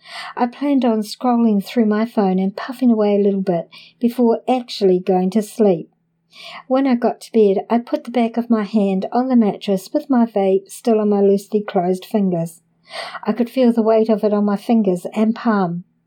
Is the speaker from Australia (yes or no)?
no; Canada; now in Los Angeles, United States; I want to note that I am from Canada and the oldest in my family, so this was a big transition for all of us.